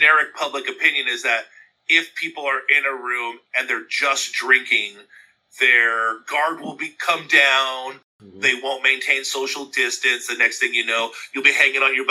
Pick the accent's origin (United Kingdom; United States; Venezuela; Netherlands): United States; Southern California; growing up in Southern California